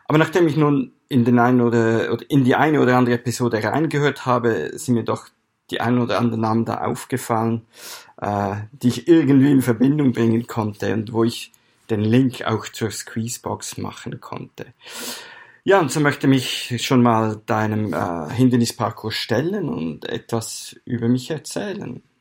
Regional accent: Aargau, Switzerland; Ich bin in der Schweiz aufgewachsen, im nördlichen, nördlichsten Kanton der Schweiz, im Kanton Aargau. Wir sind ja auch Grenzkanton zu Deutschland. Da bin ich aufgewachsen, habe meine ganze Jugend und Kinderzeit da verbracht.

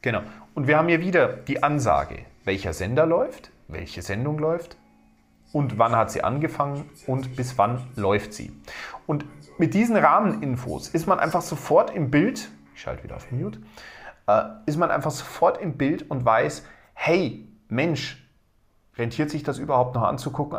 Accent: Bavaria, Germany; bei uns in Bayern

